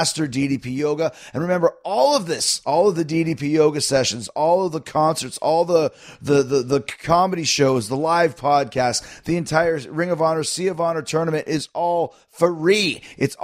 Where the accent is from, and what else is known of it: Winnipeg, Manitoba, Canada; moved away